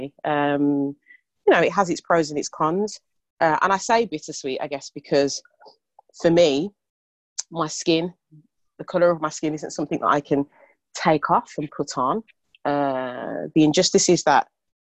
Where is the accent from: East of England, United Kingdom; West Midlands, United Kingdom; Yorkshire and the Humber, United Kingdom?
West Midlands, United Kingdom; Birmingham; accent: Brummie; our accents, being a Brummie